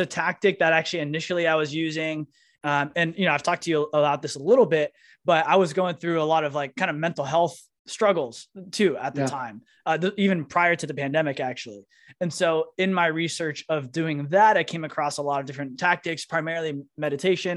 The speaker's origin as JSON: {"language": "English", "area": "San Francisco Bay Area", "region": "California", "country": "United States", "tie": "born or raised there", "also_born_or_lived": "New York / San Diego / Miami", "moved": "as an adult", "said": "I grew up in San Francisco Bay Area, moved to New York"}